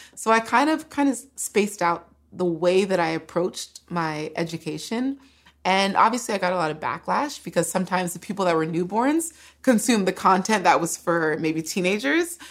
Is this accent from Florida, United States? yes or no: no; California, United States; first language English; I grew up in California